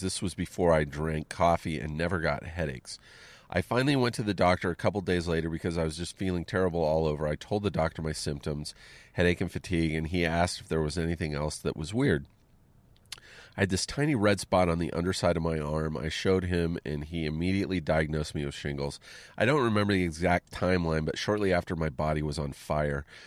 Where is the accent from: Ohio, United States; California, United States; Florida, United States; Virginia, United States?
California, United States; Southern; also born or lived in Pennsylvania; I grew up here in Southern California, but I got sent to a military school in Pennsylvania